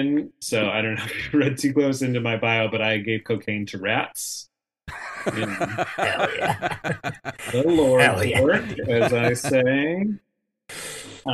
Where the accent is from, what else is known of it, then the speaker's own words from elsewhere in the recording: San Diego, California, United States; moved away; I'm from San Diego. I moved back home after college to San Diego for a couple years